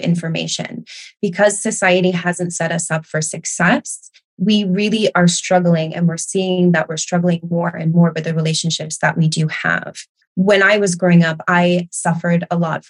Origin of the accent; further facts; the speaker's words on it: United States; also born or lived in Barcelona, Spain; now in United Kingdom; I am from the United States.